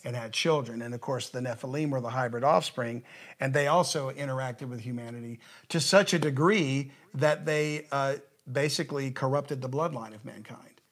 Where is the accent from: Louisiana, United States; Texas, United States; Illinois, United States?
Louisiana, United States; South; I'm from the South